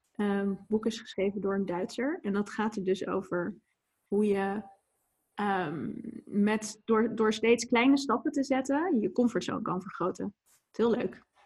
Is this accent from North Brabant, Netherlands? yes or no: yes; Etten-Leur, North Brabant, Netherlands; moved away; also born or lived in Leiden / Maastricht / Amsterdam; ik ben deels opgegroeid in Etteleur, in Noord-Brabant ligt dat, onder Breda. En, en deels in Leiden. Dus zeg maar, een beetje mijn jeugd was een beetje 50-50 verdeeld.